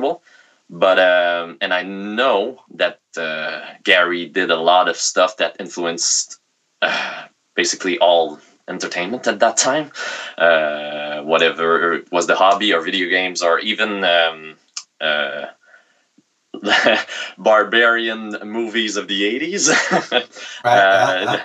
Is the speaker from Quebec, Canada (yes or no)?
yes; Quebec, Canada; accent: thick Quebecer; English is a second language; sorry for my thick Quebecer accent.